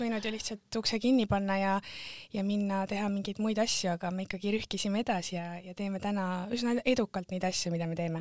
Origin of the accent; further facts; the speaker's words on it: Tartu, Tartu County, Estonia; moved away as an adult; also born or lived in England / Setomaa; mina olen pärit Tartu äärelinnast